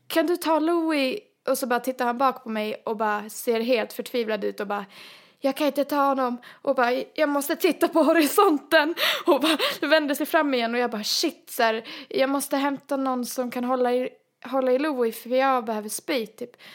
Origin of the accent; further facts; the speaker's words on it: Sweden; som svenskar vi är